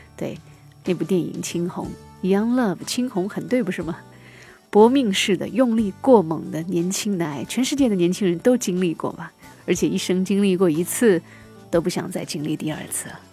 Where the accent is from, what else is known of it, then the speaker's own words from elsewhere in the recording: China; 我们中国人讲究飞蛾扑火